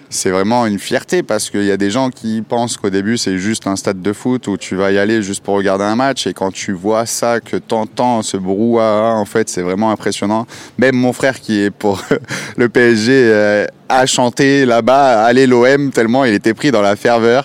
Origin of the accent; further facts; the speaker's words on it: Saint-Tropez, Provence-Alpes-Côte d'Azur, France; moved away; quand je retourne dans ma ville natale, à Saint-Tropez